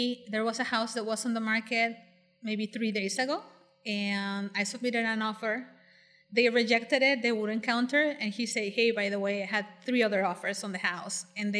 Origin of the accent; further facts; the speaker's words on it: La Paz, Baja California Sur, Mexico; now in Cabo San Lucas, Mexico; So, I was born in La Paz, and I was raised there. Then I came down to Cabo with my dad, who built a couple homes here, and that's how I ended up in Pedregal.